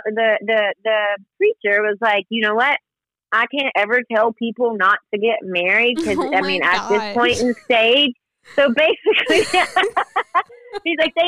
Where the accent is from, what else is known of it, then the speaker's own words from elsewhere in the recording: the South, United States; moved away as an adult; now in Washington, D.C., United States; I'm from the South, so I was brought up Southern Baptist